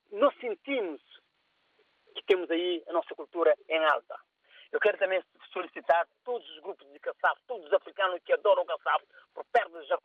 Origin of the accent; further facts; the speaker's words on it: Cape Verde; eu sou cabo-verdiano